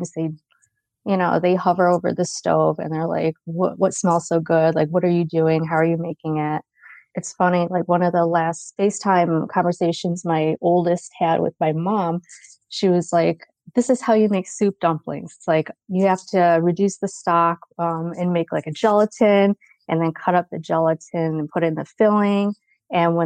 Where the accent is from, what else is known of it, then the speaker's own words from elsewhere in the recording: Rochester, New York, United States; also born or lived in California; now in Atlanta, United States; I was born and raised in Rochester, New York